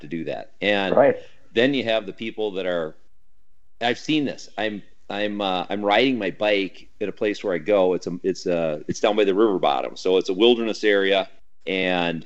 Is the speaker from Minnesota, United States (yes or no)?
yes; Minnesota, United States; I'm from Minnesota, although I'm a proud Minnesotan.